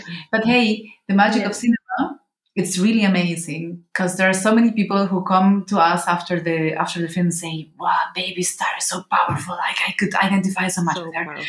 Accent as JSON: {"language": "English", "country": "Venezuela", "tie": "born there", "also_born_or_lived": "Mexico", "said": "Well, you know, I was born in Venezuela, and I was living in Mexico, so when I was younger"}